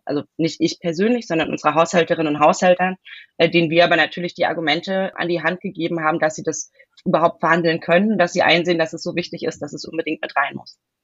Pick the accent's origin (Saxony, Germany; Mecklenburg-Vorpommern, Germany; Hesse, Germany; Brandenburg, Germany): Hesse, Germany; born or raised there; moved away as an adult; also born or lived in Heidelberg, Baden-Württemberg / Bavaria; now in Western Pomerania, Germany